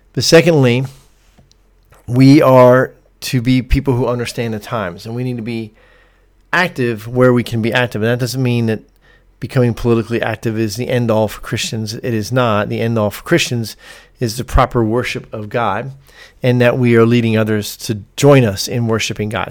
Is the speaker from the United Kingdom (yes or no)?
no; United States; as Americans